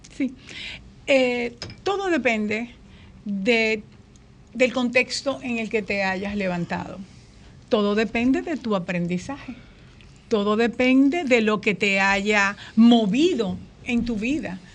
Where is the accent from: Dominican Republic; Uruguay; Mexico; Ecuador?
Dominican Republic; Azua; yo vengo de un pueblo en el que todo el mundo leía